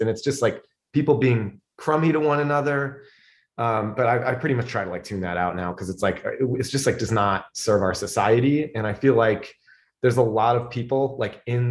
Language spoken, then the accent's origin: English; Fairport, New York, United States; also born or lived in Illinois / New Jersey; I grew up in Fairport.